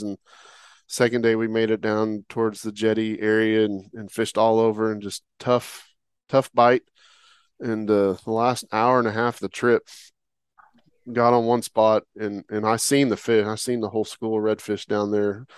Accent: Oklahoma, United States; moved away; That's where I'm from originally

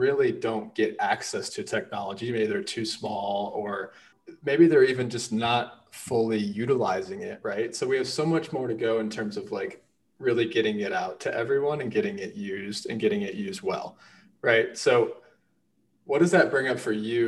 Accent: St. Louis, Missouri, United States; I'm from St. Louis

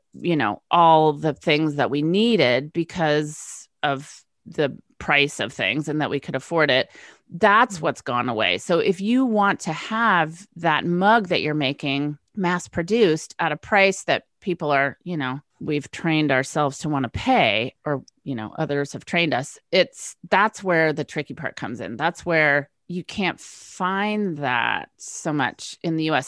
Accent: West Coast, United States; moved away as an adult; west coast girl moves east

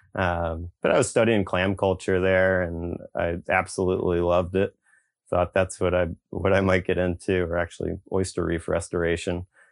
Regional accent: Eastern Shore of Virginia, United States; growing up in the Eastern Shore of Virginia

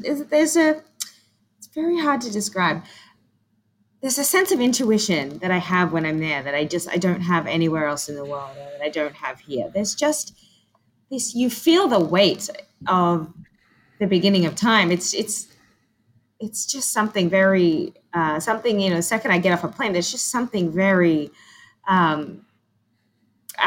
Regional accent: Australia; moved away; I grew up in Australia

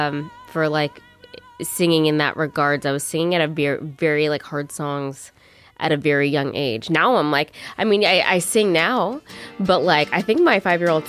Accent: Ottawa, Ontario, Canada; also born or lived in Palm Springs, United States; I was born in Ottawa, though, and then my mom got a teacher's job, and I went to Palm Springs. And then we came back, I guess, before high school, middle school. Middle school, I came back.

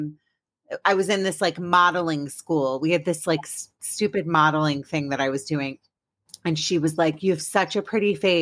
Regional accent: Maryland, United States; also born or lived in Washington, District of Columbia, United States; I grew up in Washington, DC, but really I grew up in Maryland, but I say I'm from DC

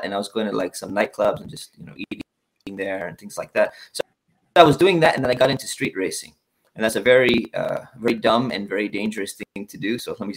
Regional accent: Orange County, California, United States; I grew up in Orange County. I grew up near Tustin, Irvine

